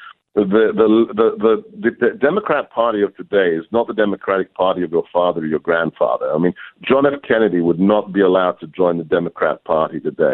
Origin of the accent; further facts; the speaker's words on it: United Kingdom; moved away as an adult; also born or lived in Hungary / Europe; now in United States; I grew up in the UK